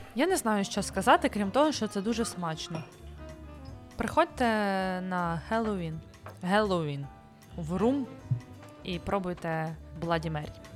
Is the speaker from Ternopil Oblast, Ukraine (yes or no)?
no; Kyiv Oblast, Ukraine; Я з Київської області, в нас не було такої традиції